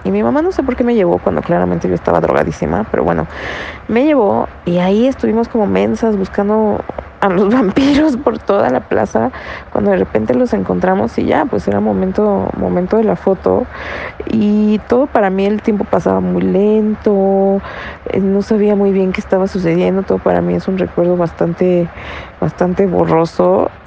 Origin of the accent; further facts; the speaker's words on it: Naucalpan, State of Mexico, Mexico; yo soy de Satélite